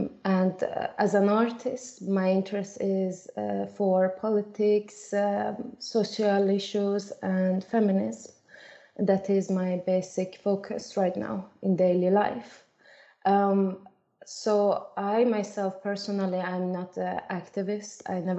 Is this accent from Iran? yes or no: yes; Iran; now in Sweden; I was a refugee in that period in 2015. I came alone without my family. I am originally from Iran.